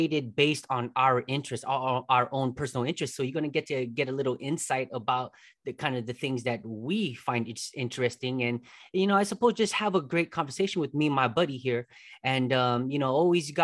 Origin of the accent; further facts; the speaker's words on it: United States; I'm American